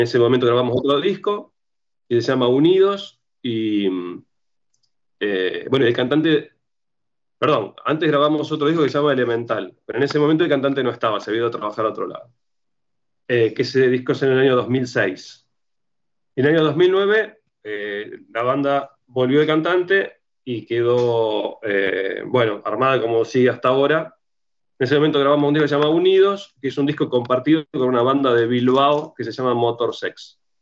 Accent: Rosario, Santa Fe, Argentina; Yo soy de Rosario, que es una ciudad de Argentina

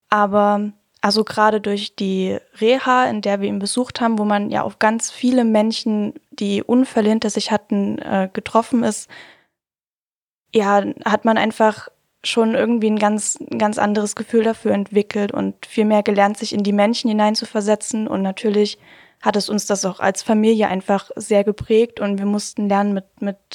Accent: Hirschfeld, Germany; Äh, ich komme aus Hirschfeld. Das Ist ein ganz, ganz kleines, niedliches Kaff.

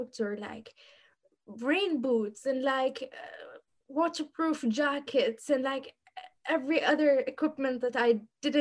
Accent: Bahrain; moved away as an adult; now in Newcastle, United Kingdom; I'm from Bahrain.

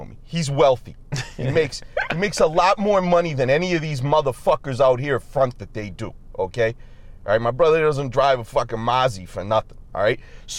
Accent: Boston, Massachusetts, United States; I'm from Boston.

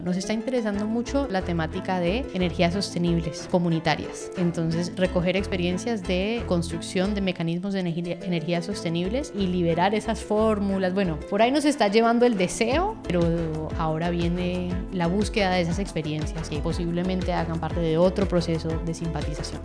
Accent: Cali, Valle del Cauca, Colombia; Cali, la ciudad donde nació Despertar, donde nací yo también allá en Colombia.

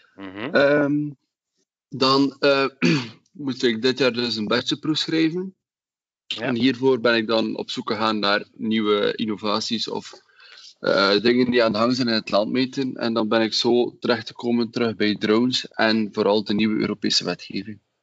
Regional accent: Wingene, Flanders, Belgium; ik ben van Wingenen

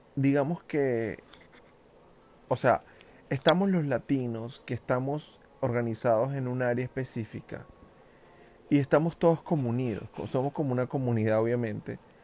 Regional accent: Venezuela; moved away as an adult; also born or lived in New York, United States; now in New Jersey, United States; yo soy un venezolano que emigró hace, mm, así, bueno, como cuatro años y medio, ya voy para cinco años a Estados Unidos

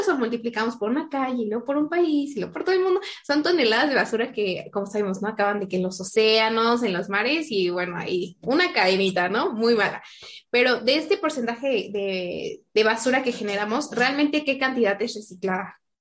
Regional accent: Pachuca, Hidalgo, Mexico; soy de Pachuca

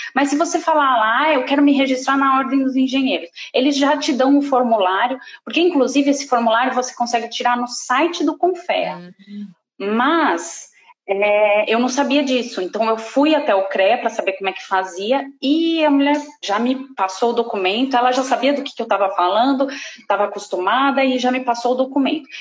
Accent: Brazil; moved away as an adult; eu sou brasileira, já que eu tô dizendo que eu sou brasileira

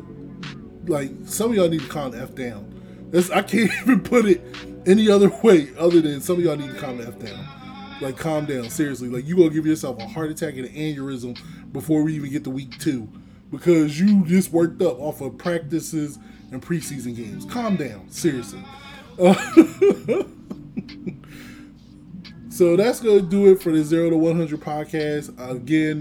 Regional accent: Delaware, United States; now in Philadelphia, United States; I'm not from Dallas. I was born and raised in the state of Delaware

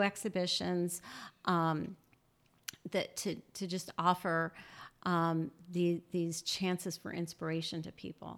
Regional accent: New Orleans, Louisiana, United States; moved away; I grew up in New Orleans

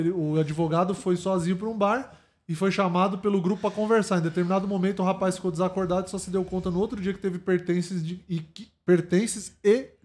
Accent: Minas Gerais, Brazil; Disseram que era uma cachaça de Minas. Porque eu sou de Minas, uai.

